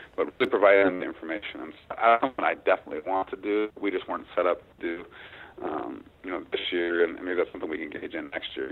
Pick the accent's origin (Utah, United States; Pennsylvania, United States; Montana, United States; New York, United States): Montana, United States; my home state of Montana